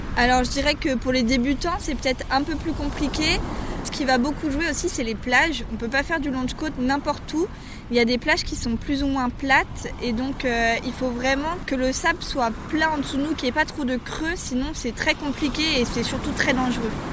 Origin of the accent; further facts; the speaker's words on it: Brittany, France; en tant que pure bretonne